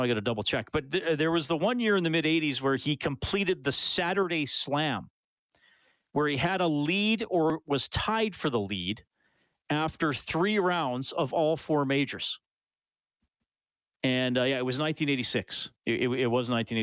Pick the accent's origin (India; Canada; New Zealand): Canada; near Evansburg, Alberta; now in Edmonton, Canada; I grew up near Evansburg